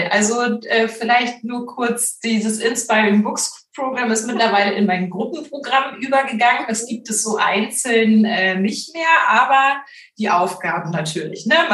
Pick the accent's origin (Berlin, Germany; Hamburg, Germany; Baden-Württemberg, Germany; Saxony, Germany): Hamburg, Germany; Also ich war gerade in Hamburg, was ja meine Heimatstadt ist, ganz viel in der Lokalpresse unterwegs